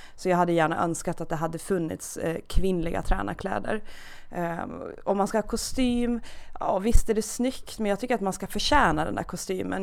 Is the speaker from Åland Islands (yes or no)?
yes; Åland Islands; accent: Åland dialect; moved away; jag är från Åland, det hörs säkert lite i dialekten, så att jag är, uppvuxen på Åland